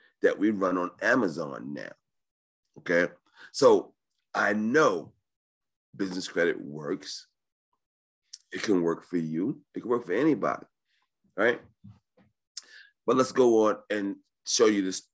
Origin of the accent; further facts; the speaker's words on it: New York, United States; I was born in New York